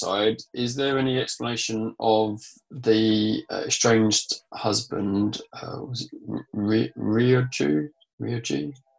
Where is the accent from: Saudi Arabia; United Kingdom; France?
United Kingdom; Essex, East of England; it's where we grew up in Essex.